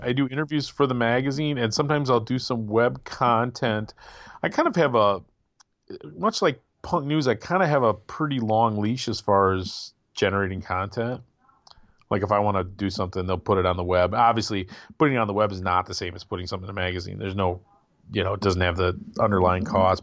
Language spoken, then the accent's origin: English; Midwest, United States; I'm a Midwesterner